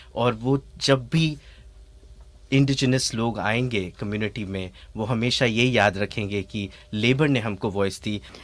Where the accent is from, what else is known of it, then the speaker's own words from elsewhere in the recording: India; now in Australia; हम इंडिया से आते हैं